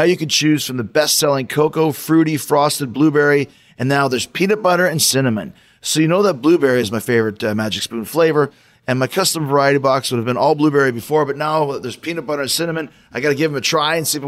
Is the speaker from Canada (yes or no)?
yes; Winnipeg, Manitoba, Canada; moved away; my hometown